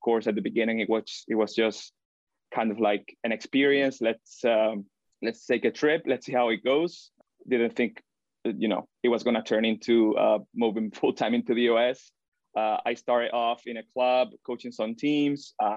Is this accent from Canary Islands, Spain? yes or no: no; Granada, Andalusia, Spain; moved away as an adult; now in Michigan, United States; back in my hometown, Granada